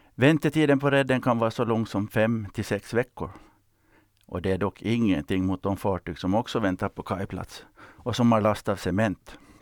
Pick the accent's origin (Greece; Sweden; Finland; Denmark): Finland; Jag växte upp i Strandnäs, eller om det var Johannebo